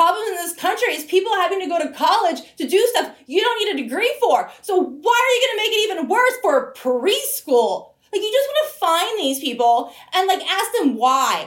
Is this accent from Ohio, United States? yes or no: no; Broward County, South Florida, United States; I grew up in South Florida, Broward County